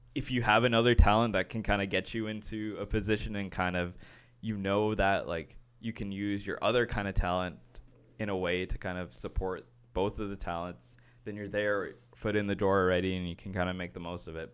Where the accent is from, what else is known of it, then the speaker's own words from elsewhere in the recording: Brampton, Ontario, Canada; I grew up in Brampton, we would kinda go downtown to the city